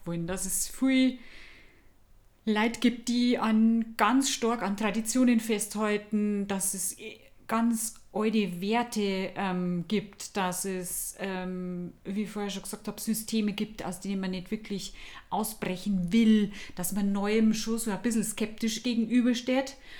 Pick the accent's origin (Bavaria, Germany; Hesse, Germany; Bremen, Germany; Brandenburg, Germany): Bavaria, Germany; village near Deggendorf; moved away; ich komm aus dem Dorf mit, äh, zweitausend Einwohnern